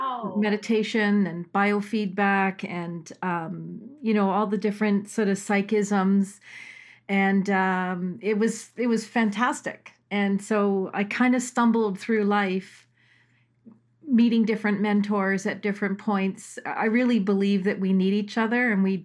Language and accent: English; Toronto, Ontario, Canada; moved away as an adult; also born or lived in Australia; I grew up in Toronto, in Willowdale